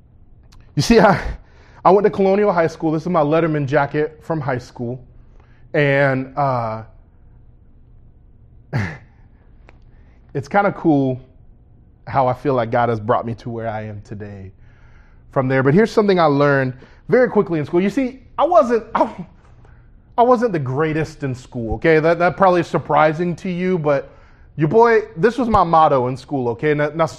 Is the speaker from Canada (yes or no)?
no; Orlando, Florida, United States; I was born right here in Orlando, Florida, at Orlando Regional Medical Center.